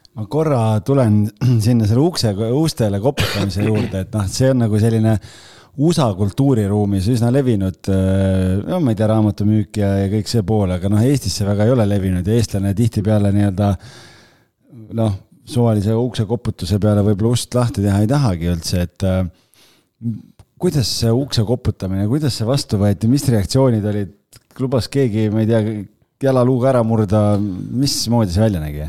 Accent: Estonia; ma olen eestlane

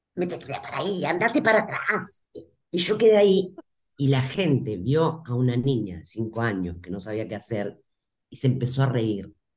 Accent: Rosario, Santa Fe, Argentina; Yo soy de Rosario, la República de Rosario

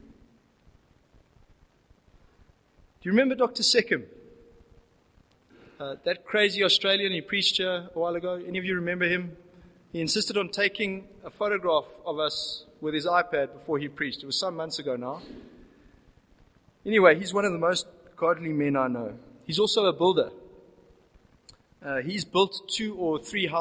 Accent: South Africa; As South African Christians

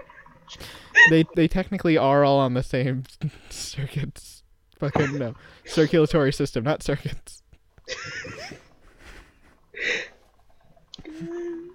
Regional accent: United States; as an American

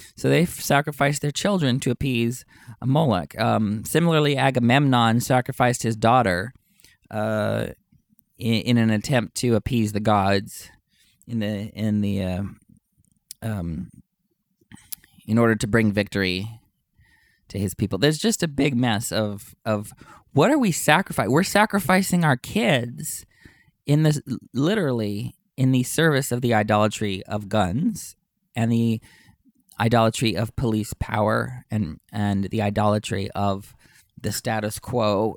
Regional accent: Knippa, Texas, United States; moved away; I'm from Texas, but you probably don't know that I'm actually from Uvalde County, uh, ten miles away from Uvalde. And so in Canepa

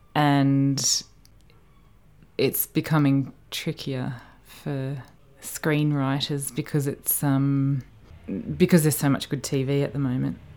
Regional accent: Australia; moved away as an adult; being Australian

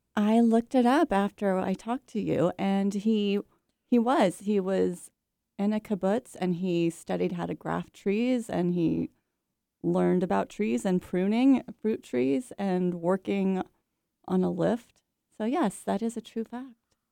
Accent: Bay Area, California, United States; I grew up in the Bay Area, California, surrounded by oak trees and redwood trees

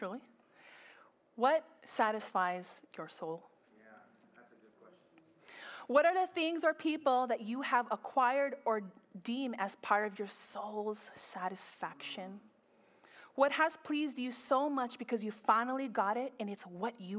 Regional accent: Philippines; I'm Filipino

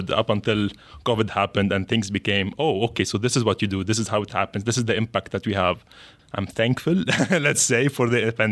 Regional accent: Lebanon; English is a second language; So, from my end, I came from Lebanon.

